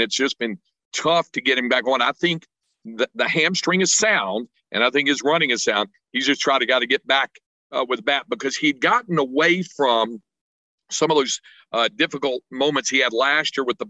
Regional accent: North Carolina, United States; I grew up in the state of North Carolina

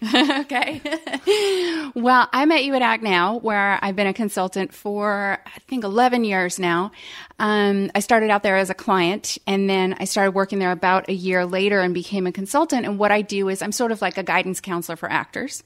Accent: Palo Alto, California, United States; now in Savannah, United States; I was born and raised in Palo Alto, California

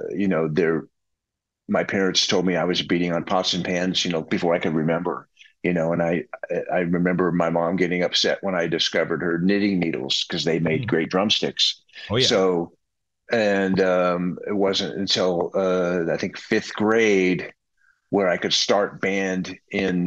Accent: Texas, United States; growing up in Texas

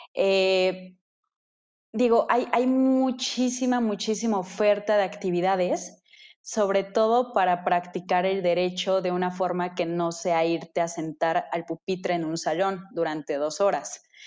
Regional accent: Metepec, State of Mexico, Mexico; yo soy de Metepec. Eh, de Estado de México, Metepec, Estado de México

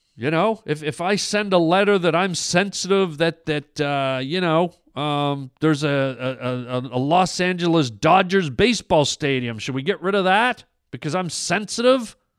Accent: Canada; I'm Canadian

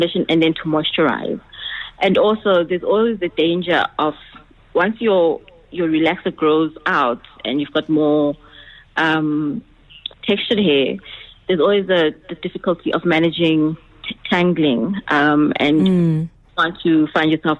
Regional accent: Eswatini; I was born in Swaziland

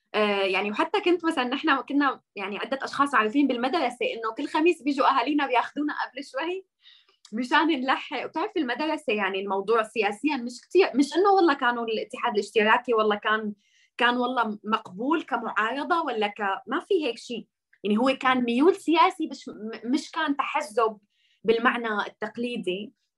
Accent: Masyaf, Hama Governorate, Syria; born or raised there; moved away as an adult; also born or lived in Damascus / Turkey; now in Germany

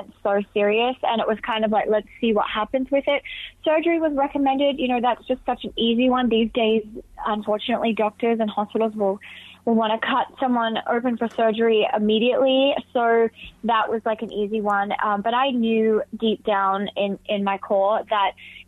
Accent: Alice Springs, Northern Territory, Australia; where I grew up in Alice Springs

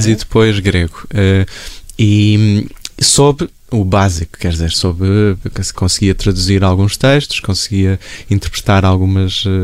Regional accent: Porto, Norte, Portugal; now in Lisbon, Portugal; Os meus pais vivem no Porto, eh, onde eu cresci

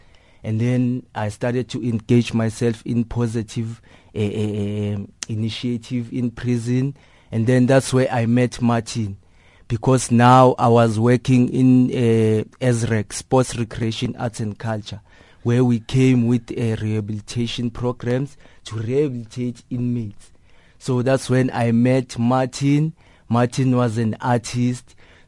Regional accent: Soweto, Gauteng, South Africa; As a young person growing up on Soweto, you know, we saw crime as a way of living, you know, because we saw older people than us who were doing crime.

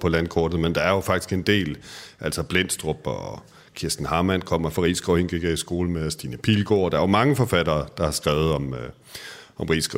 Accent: Aarhus, Central Denmark Region, Denmark; moved away as an adult; jeg har jo boet de første tyve år af mit liv i Aarhus

